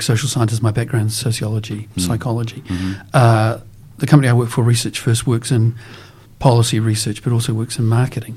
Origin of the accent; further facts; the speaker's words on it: New Zealand; growing up in New Zealand, being exposed to Maori culture